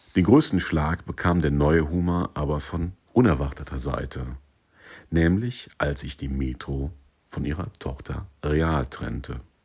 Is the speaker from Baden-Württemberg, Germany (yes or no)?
no; Siegburg, North Rhine-Westphalia, Germany; also born or lived in Sankt Augustin; Ich wurde 1978 in Siegburg geboren und kann deshalb mit Fug und Recht behaupten, dass dieses Einkaufszentrum Teil meiner Kindheit und Jugend gewesen ist